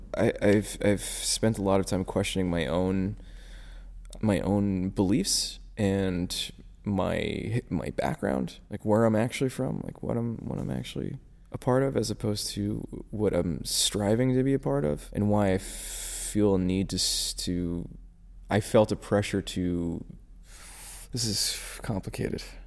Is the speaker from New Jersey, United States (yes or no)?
yes; New Jersey, United States; I'm from North Jersey.